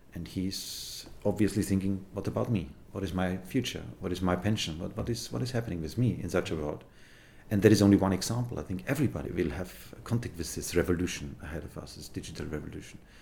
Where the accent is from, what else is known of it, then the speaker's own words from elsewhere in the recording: Bavaria, Germany; I'm from Bavaria, we can be proud about our nations, I'm a German citizen